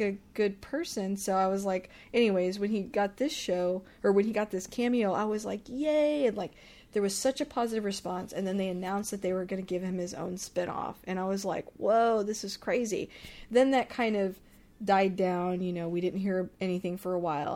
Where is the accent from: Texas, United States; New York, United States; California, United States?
Texas, United States; I'm from Texas